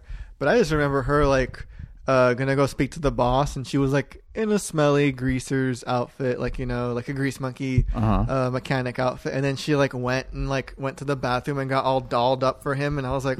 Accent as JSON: {"language": "English", "country": "United States", "tie": "born or raised there", "said": "growing up in America"}